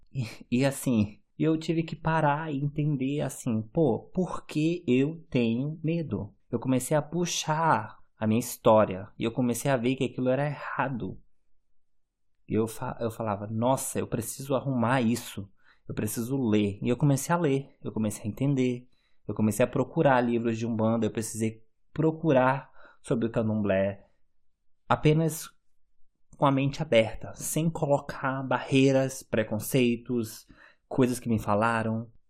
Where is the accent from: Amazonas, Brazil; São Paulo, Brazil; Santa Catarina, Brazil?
Amazonas, Brazil; Manaus; moved away as an adult; now in Germany; quando eu saí de Manaus e morar na Alemanha